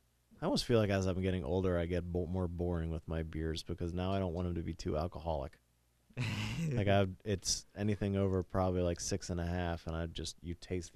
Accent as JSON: {"language": "English", "town": "Chapel Hill", "region": "North Carolina", "country": "United States", "said": "I'm from Chapel Hill."}